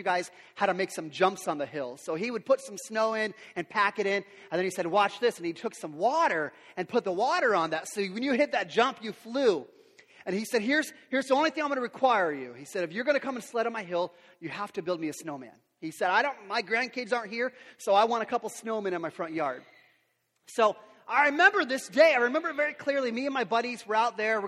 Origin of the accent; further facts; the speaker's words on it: Yakima, Washington, United States; I grew up here in Yakima